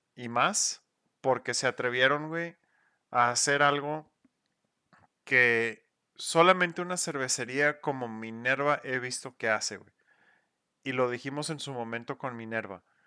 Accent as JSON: {"language": "Spanish", "country": "Mexico", "said": "Somos mexicanos haciendo cerveza mexicana"}